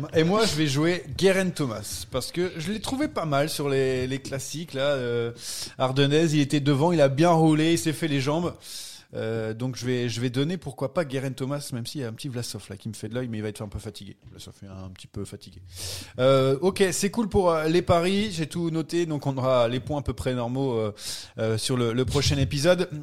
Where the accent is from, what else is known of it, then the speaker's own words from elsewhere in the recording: France; on est français